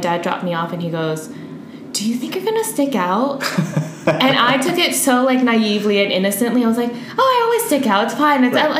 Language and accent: English; Virginia, United States; accent: American; moved away as an adult; now in Madrid, Spain; I am from Virginia in the United States, and I've been in Spain collectively for, I think it's about 4.5 years.